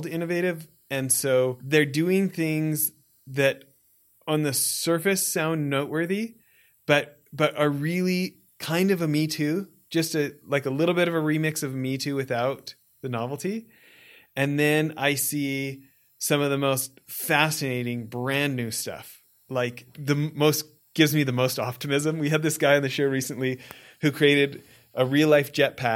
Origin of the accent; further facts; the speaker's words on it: Alberta, Canada; I grew up in Alberta, Canada, in like out in the farmland kind of stuff